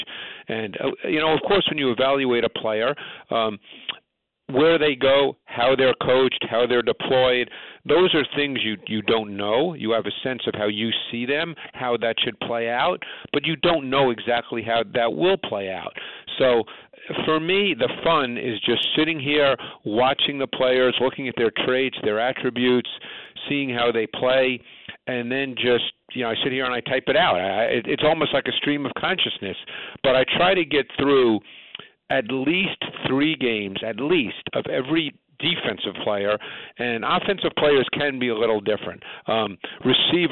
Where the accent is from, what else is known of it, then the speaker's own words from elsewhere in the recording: New York City, New York, United States; I grew up in Queens